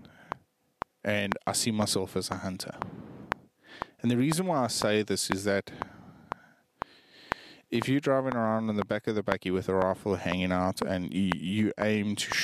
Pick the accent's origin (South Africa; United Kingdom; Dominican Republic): South Africa; as a South African, as a fellow hunter